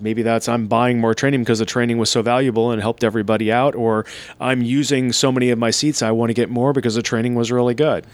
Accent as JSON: {"language": "English", "town": "Seattle", "region": "Washington", "country": "United States", "tie": "born or raised there", "said": "here in my hometown of uh, Seattle, Washington"}